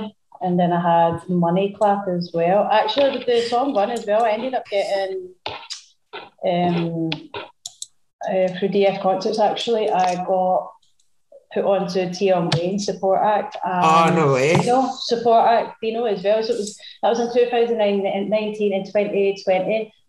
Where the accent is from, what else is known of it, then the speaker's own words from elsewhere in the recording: Glasgow, Scotland, United Kingdom; also born or lived in London; Yeah, I was born in London, so I was always like, I was raised between like Glasgow and London, mainly Glasgow